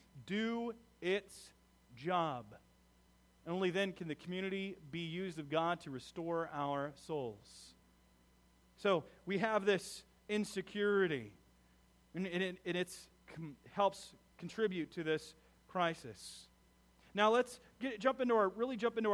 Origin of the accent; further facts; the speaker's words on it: United States; We as American